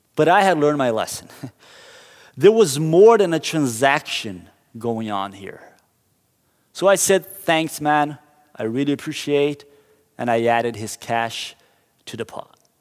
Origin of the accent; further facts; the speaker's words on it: Curitiba, Paraná, Brazil; moved away; I grew up in Brazil, and in my hometown of Curitiba